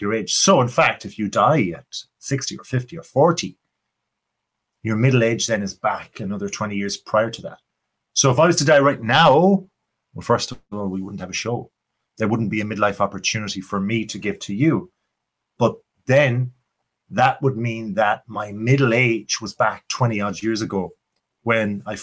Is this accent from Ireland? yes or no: yes; Ireland; accent: Irish; my Irish accent